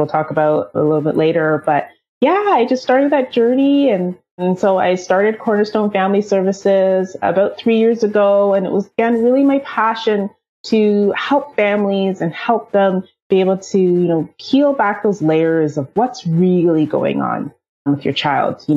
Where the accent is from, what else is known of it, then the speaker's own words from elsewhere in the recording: Toronto, Ontario, Canada; I'm from Toronto, Canada